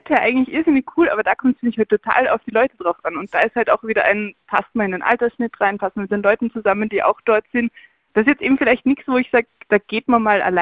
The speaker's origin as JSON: {"language": "German", "country": "Austria", "said": "ja, wir sind beide aus Österreich."}